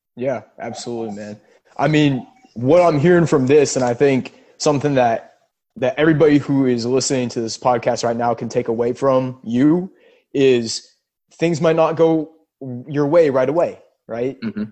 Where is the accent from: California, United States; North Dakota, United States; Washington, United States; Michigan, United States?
Washington, United States; Seattle; for us growing up in Seattle